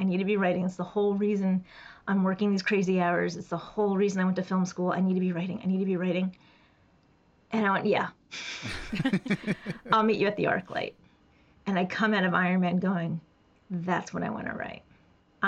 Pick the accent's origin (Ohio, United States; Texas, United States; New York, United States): New York, United States; New York City; moved away as an adult; also born or lived in Los Angeles; As a kid, I grew up in the Bronx, New York. I'm first generation American